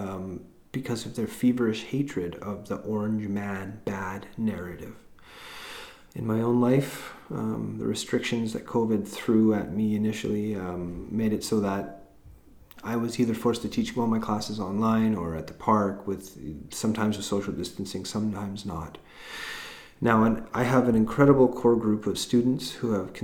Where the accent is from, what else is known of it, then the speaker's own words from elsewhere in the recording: Vancouver Island, British Columbia, Canada; also born or lived in Haida Gwaii; I was born and grew up on Vancouver Island, but also spent some years growing up in Haida Gwaii.